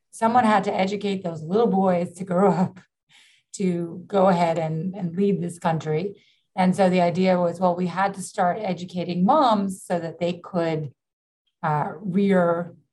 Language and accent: English; New York City, New York, United States; Yeah you know, I grew up in the in New York City during the 70s and 80s, which was far more dangerous